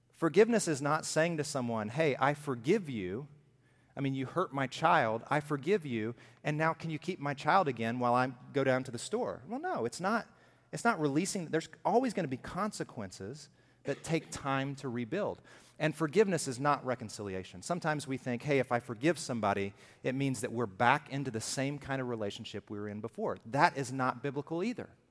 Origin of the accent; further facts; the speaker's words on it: Alabama, United States; I'm from Alabama.